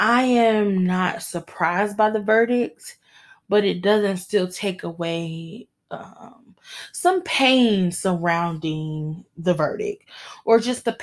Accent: Michigan, United States; my home state of Michigan, shout out to my home state

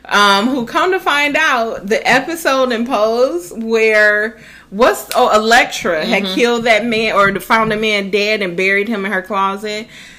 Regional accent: Midwest, United States; Being that we're from the Midwest, the gay lifestyle is not embraced like that.

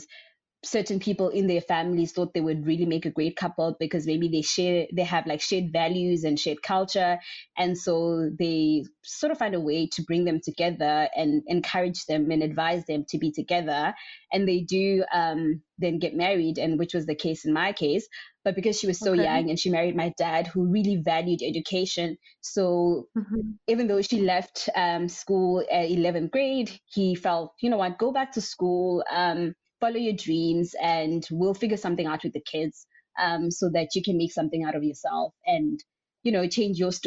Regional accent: South Africa; I was born in a very small rural area in one of the states in South Africa

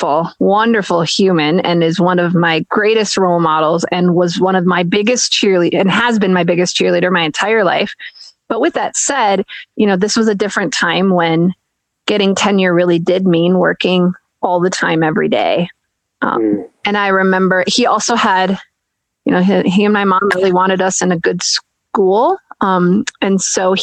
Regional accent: Minnesota, United States; I grew up in Minnesota

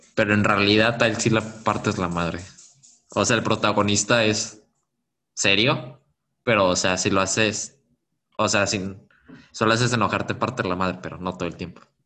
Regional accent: Comarca Lagunera, Mexico; also born or lived in Mexico City; de donde yo vengo no tiene una estrella

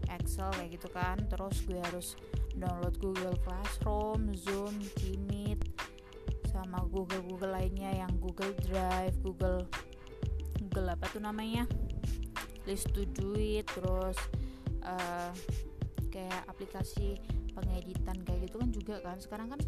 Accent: Semarang, Central Java, Indonesia; dan gue dari kota Semarang.

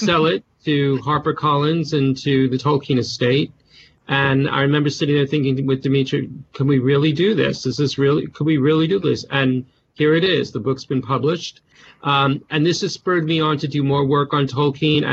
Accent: New York, United States; accent: Bronx; moved away as an adult; now in United Kingdom; I was born in the Bronx, New York, actually, so I come from New York

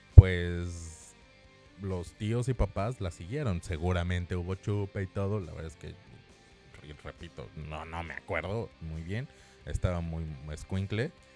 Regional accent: Mexico City, Mexico; yo soy de la Ciudad de México

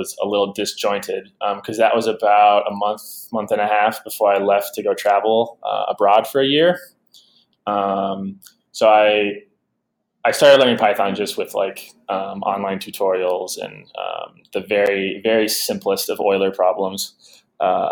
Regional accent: Portland, Oregon, United States; my hometown team, the Portland Trail Blazers

